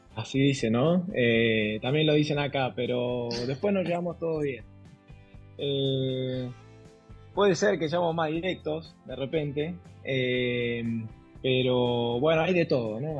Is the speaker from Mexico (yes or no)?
no; Argentina; moved away as an adult; now in Lima, Peru; soy de Argentina. Hace seis años que estoy acá en Perú.